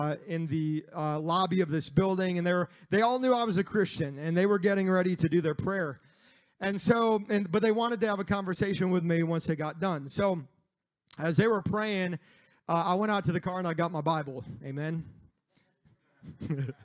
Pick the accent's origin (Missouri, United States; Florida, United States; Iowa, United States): Missouri, United States; moved away; I grew up in Missouri